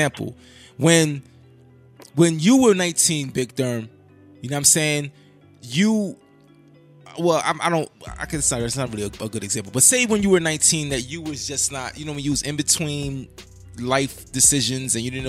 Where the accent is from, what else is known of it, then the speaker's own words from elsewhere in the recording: United States; We've grown up in America